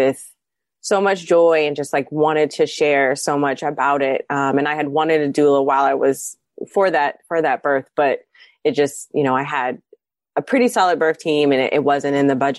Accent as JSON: {"language": "English", "town": "Columbus", "region": "Ohio", "country": "United States", "moved": "yes", "said": "I'm originally from Columbus, Ohio. I moved back"}